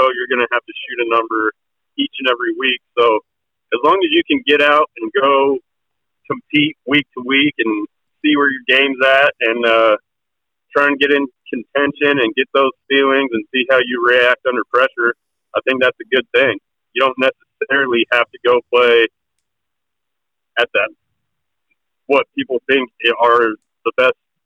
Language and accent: English; Wyoming, United States; moved away as an adult; also born or lived in Oklahoma; I grew up in Wyoming, came down to Oklahoma, went to the University of Central Oklahoma there